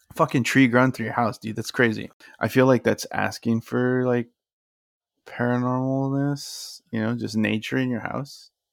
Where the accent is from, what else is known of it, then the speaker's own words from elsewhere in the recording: South Texas, United States; we were from, from, you know, South Texas too